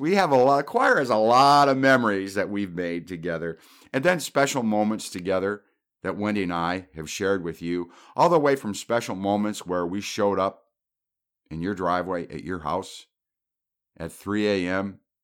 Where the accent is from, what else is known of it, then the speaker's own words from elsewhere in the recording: Traverse City, Michigan, United States; moved away; when I grew up in Traverse City as a little kid